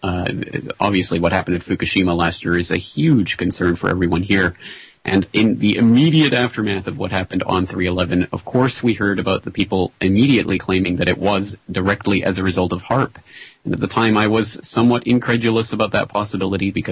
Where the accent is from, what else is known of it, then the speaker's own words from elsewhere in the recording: Canada; as a Canadian